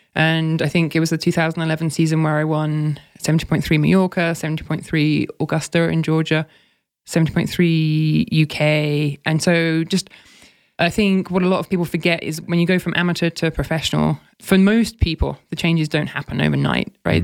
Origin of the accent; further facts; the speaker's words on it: United Kingdom; moved away as an adult; also born or lived in Oxford; as a Brit